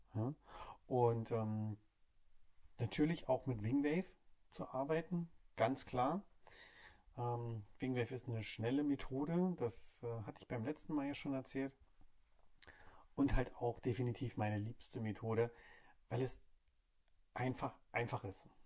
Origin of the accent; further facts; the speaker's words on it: Hamburg, Germany; ich komme aus Hamburg